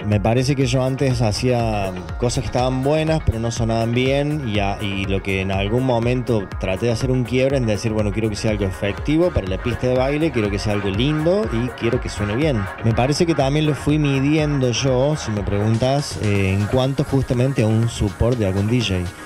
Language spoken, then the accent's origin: Spanish; Argentina; nosotros y más siendo argentinos y más siendo, no sé, del interior en mi caso